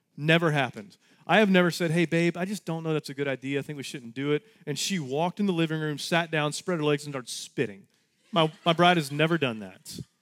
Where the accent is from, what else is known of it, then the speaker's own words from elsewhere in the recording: Texas, United States; We're all Texans